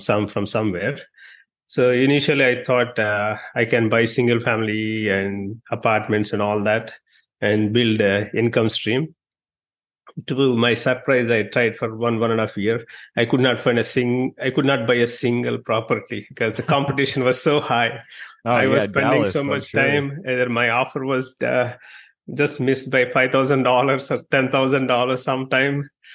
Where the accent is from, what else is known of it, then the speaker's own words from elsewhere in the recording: India; moved away as an adult; also born or lived in New York, United States; now in Dallas, United States; I'm from India